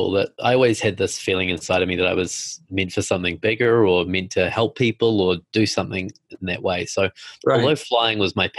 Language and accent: English; New Zealand; now in New York, United States; I'm from New Zealand